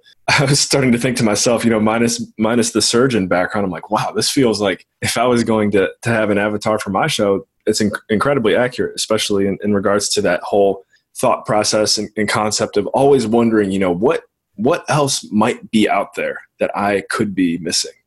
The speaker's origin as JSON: {"language": "English", "town": "Cleveland", "region": "Ohio", "country": "United States", "said": "I'm originally from Cleveland, so I have a little bit of Midwestern blood"}